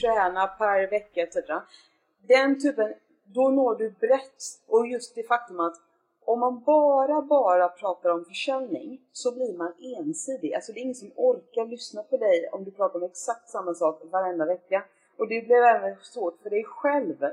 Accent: Gothenburg, Västra Götaland, Sweden; now in Stockholm, Sweden; jag kommer från Göteborg

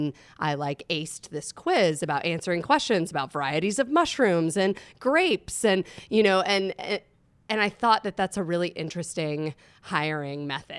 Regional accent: northern New Jersey, United States; moved away as an adult; also born or lived in South Carolina; now in Asheville, United States; I was born in South Carolina, and then my father's job moved us up to New Jersey. So I grew up in northern New Jersey.

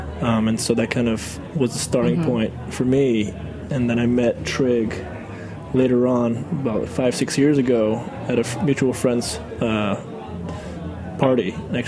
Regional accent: New York, United States; I'm from New York, and my parents came over after college from Taiwan, and eventually made their way up to New York from the South

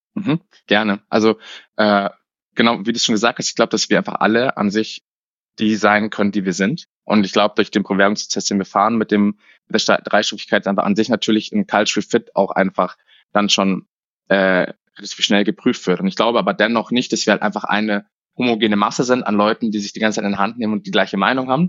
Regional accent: Munich, Bavaria, Germany; Ich bin in München aufgewachsen und habe es nie rausgeschafft

